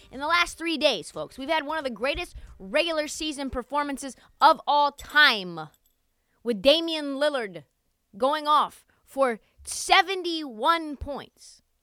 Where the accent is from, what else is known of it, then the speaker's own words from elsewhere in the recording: Portland, Oregon, United States; my hometown, Portland, Oregon